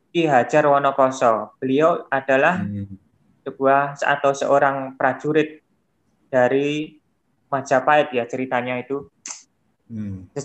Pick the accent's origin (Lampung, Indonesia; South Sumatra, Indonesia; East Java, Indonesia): East Java, Indonesia; Genilangit; Nah, saya sendiri hmm. itu dari dusun Wonomulyo. Kalau bapak saya itu asli Wonomulyo, kemudian ibu saya dari Magetan Kota.